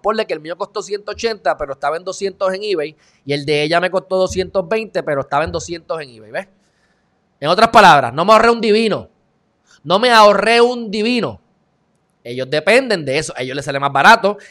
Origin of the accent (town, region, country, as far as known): Puerto Rico